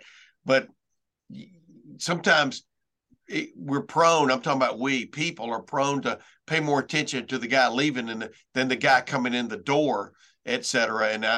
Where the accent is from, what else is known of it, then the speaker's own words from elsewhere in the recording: Lufkin, Texas, United States; I'm from Lufkin, Texas.